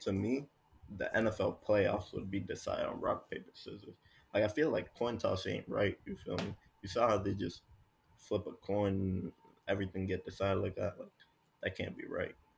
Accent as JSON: {"language": "English", "town": "Miami", "region": "Florida", "country": "United States", "said": "We're from South Miami Heights"}